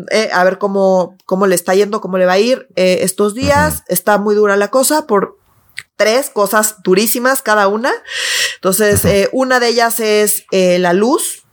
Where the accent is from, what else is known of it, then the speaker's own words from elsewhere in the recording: Mexico City, Mexico; yo sí soy esa chilanga